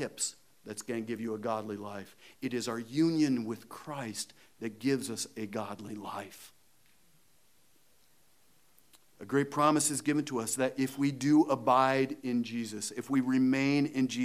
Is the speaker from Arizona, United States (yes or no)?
no; Iowa, United States; I'm from Iowa.